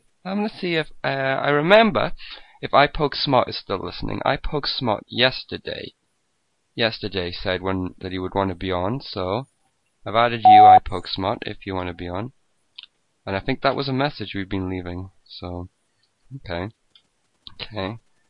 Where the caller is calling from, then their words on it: United Kingdom; I'm calling from the United Kingdom of Great Britain and Northern Ireland, sir.